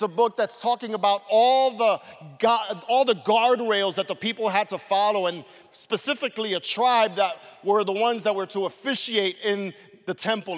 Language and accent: English; New York City, New York, United States; As a kid growing up in Brooklyn, my parents would oftentimes take me to a place called Coney Island